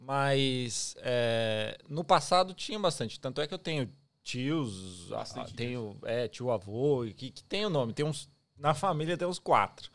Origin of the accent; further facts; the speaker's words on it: São Paulo, Brazil; moved away as an adult; also born or lived in Taboão da Serra; now in Australia; eu sou de São Paulo mesmo, capital, é, capital é, mas eu morei muito tempo no município de Taboão da Serra